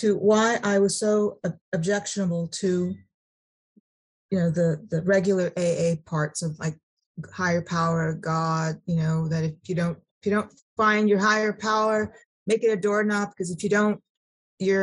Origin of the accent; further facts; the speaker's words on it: Sacramento, California, United States; I was raised in California, in Sacramento